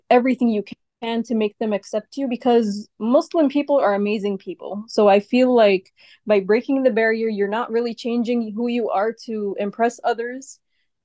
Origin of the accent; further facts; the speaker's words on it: United States; I was born and raised in the USA, but I have Egyptian backgrounds